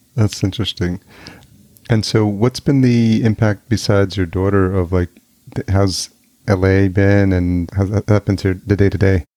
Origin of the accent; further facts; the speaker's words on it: New York, United States; moved away as an adult; also born or lived in Los Angeles; now in Minneapolis, United States; I grew up in New York